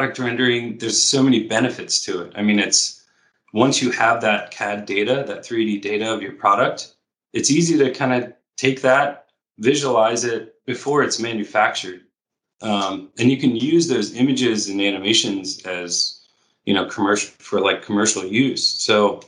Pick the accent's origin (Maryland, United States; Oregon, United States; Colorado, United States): Maryland, United States; Baltimore; moved away as an adult; now in California, United States; Baltimore is my hometown